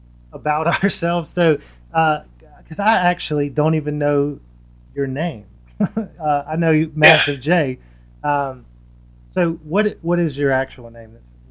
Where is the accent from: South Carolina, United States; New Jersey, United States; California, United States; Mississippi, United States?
Mississippi, United States; Laurel; now in Hattiesburg, United States; I'm from Laurel, or So-So, but it's essentially Laurel, which is right up the road from Hattiesburg. And I moved to Hattiesburg a year ago.